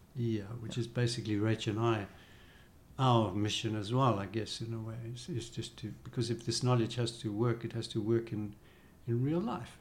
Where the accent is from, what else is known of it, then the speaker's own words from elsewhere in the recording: South Africa; as a South African, we weren't allowed to go to India at that time.